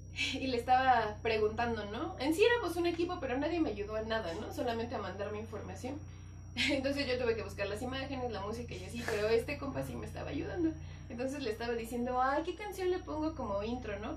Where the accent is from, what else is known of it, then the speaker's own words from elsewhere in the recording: Mexico; eso me hace como mexicano